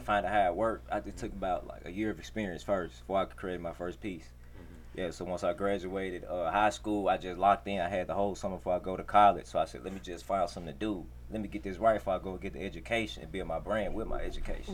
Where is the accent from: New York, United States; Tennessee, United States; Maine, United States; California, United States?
Tennessee, United States; Memphis; I'm from Memphis